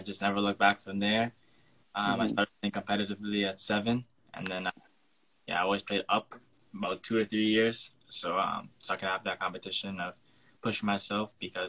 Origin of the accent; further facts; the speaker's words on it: Port St. Lucie, Florida, United States; I grew up here. Both my parents are from Trinidad and Tobago. So I grew up in America